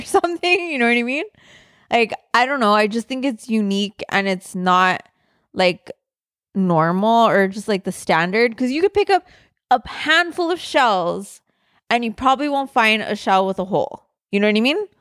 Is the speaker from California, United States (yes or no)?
yes; Southern California, United States; I grew up in Southern California